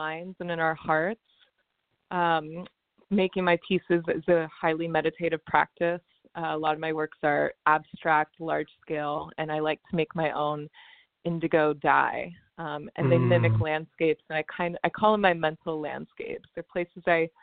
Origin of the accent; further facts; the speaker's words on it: the South, United States; moved away as an adult; also born or lived in Atlanta; now in Los Angeles, United States; I'm from the South